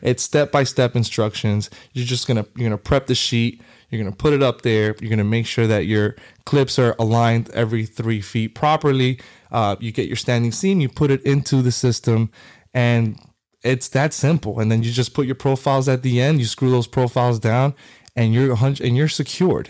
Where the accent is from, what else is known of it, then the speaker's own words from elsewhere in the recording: Hialeah, Florida, United States; also born or lived in New York; grew up in Miami my whole life, uh, Hialeah